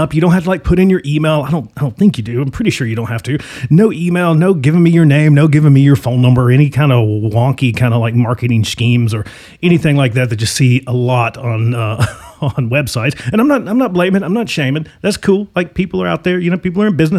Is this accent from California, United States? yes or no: no; Virginia, United States; now in Arizona, United States; I'm from Virginia.